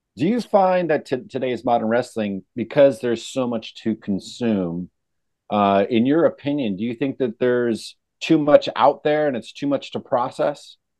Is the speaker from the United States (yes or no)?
yes; California, United States; I grew up in California